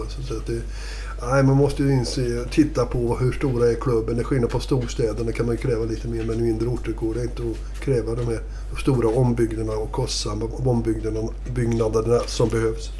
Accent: Värmland, Sweden; moved away; also born or lived in Gothenburg; Jag har ju bott eh, halva mitt liv i Göteborg. Så att, eh, men samtidigt, jag är uppväxt i Värmland.

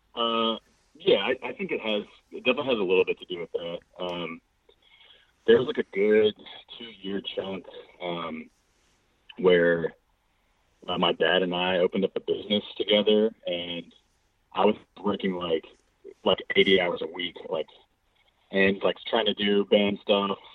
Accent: Birmingham, Alabama, United States; also born or lived in Montgomery, Alabama / Nashville, Tennessee; I was born in Montgomery, Alabama, then moved here as a kid, Birmingham. Grew up here

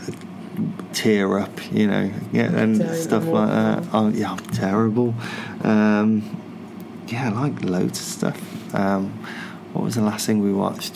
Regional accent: Stratford-upon-Avon, West Midlands, United Kingdom; my hometown is Stratford-upon-Avon

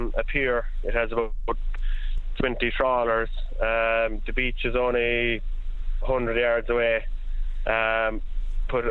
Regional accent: Union Hall, Munster, Ireland; the village we're in Union Hall, it's such a small village

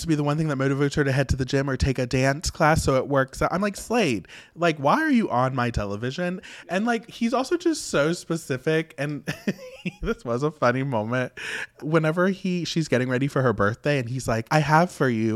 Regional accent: West Virginia, United States; I grew up in West Virginia, which is very old school

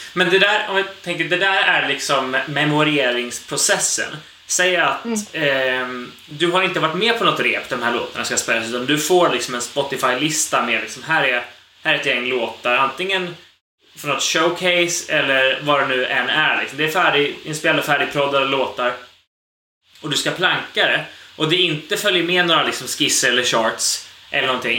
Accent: Sweden; som svensk

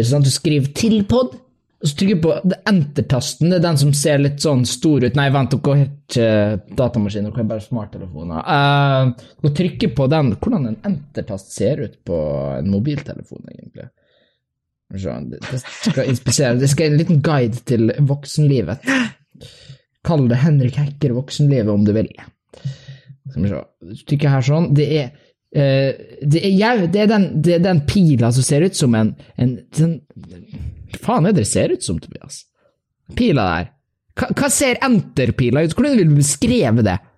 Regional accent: Kristiansund, Møre og Romsdal, Norway; Uh, jeg kommer fra Kristiansund

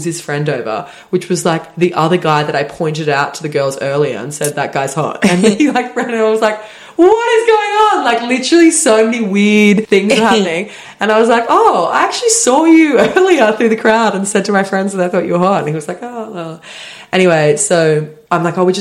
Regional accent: Sydney, New South Wales, Australia; we're from Sydney

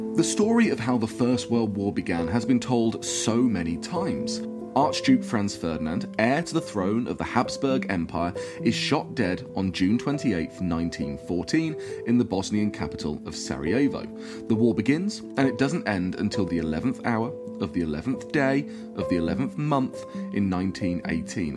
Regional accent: United Kingdom; now in Denmark; I'm usually based in Denmark and I'm British

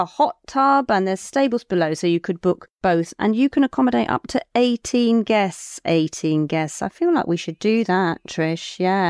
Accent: Cornwall, South West England, United Kingdom; I'm not Welsh, so I don't know. I'm Cornish.

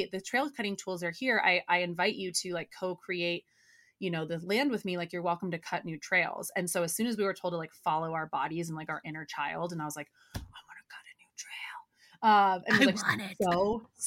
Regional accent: United States; growing up in Tahoe, like in the outdoors

